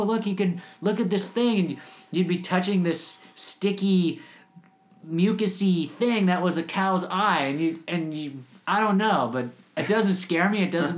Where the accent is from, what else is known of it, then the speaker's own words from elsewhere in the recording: Minnesota, United States; also born or lived in San Francisco; now in Japan; I was born in Minnesota